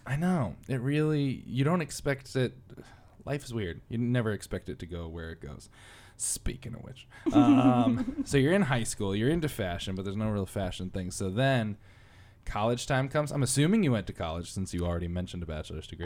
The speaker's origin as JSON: {"language": "English", "region": "Connecticut", "country": "United States", "said": "I'm from Connecticut"}